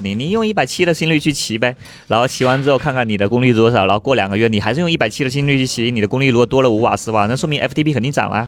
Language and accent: Chinese; Fuding, Fujian, China; now in Beijing, China; 我福建的嘛，福建嗯。宁德时代就富鼎，富鼎白茶，那个，那是我老家